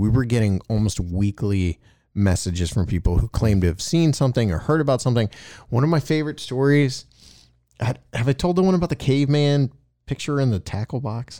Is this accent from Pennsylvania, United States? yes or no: no; Bolivar, Ohio, United States; I grew up in Bolivar and there's nothing to do.